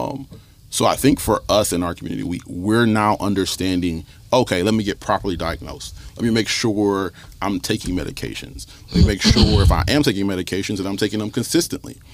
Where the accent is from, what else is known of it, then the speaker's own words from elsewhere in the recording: Toledo, Ohio, United States; I grew up in the North End for 22 years of my life. Stickney and Woodward was where my mom raised me.